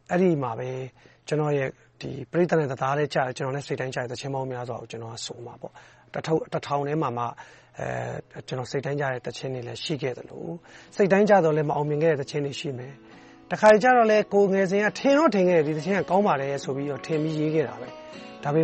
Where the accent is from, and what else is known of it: Myanmar; moved away